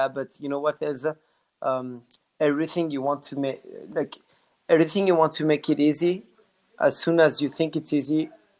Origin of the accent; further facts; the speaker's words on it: France; accent: French; English is a second language; did you hear my French accent? I wanted to say whiz, but I say whiz, which is my French accent that is coming back.